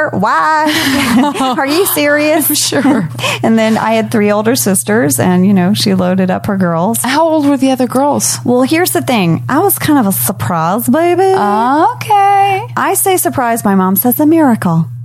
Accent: Jakarta, Indonesia; also born or lived in Lafayette, Louisiana, United States; yes, I was born in Louisiana mm-hmm. in Lafayette, Lafayette, Louisiana. Lafayette, Louisiana. Um, and then right around my second birthday, we moved to Jakarta, Indonesia.

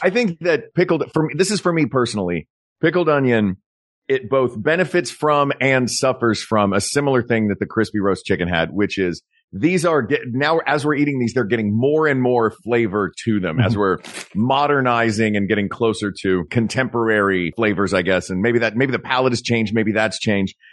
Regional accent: East Tennessee, United States; I grew up in East Tennessee

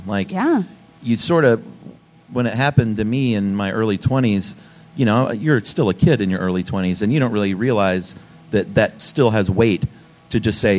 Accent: the South, United States; I was raised in the South, Southern Baptist.

